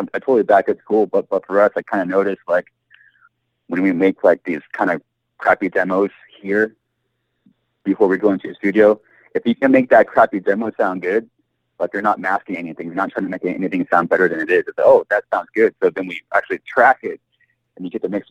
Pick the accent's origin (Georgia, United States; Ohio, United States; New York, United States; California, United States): California, United States; Southern; we're from SoCal